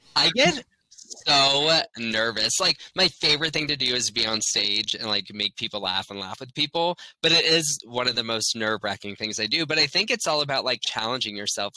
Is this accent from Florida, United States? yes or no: yes; Orlando, Florida, United States; I'm born and raised in Orlando. So I grew up here